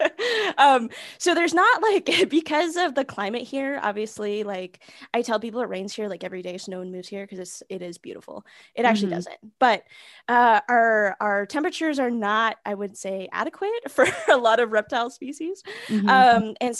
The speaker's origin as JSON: {"language": "English", "region": "Pacific Northwest", "country": "United States", "tie": "born or raised there", "said": "like, as a little girl, like growing up in Pacific Northwest, like, you know, I mean, growing up in the mid to early 90s"}